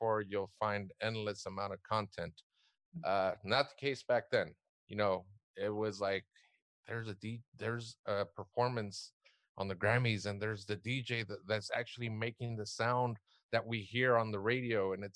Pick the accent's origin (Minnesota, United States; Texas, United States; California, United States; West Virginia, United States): California, United States; South Gate; I grew up in Southgate, which is what, about 10 miles what's west east